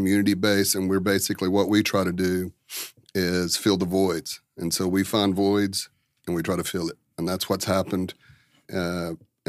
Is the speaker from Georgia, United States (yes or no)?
yes; Dalton, Georgia, United States; moved away as an adult; also born or lived in Atlanta / Maryland; I grew up in Dalton, and at 18, I left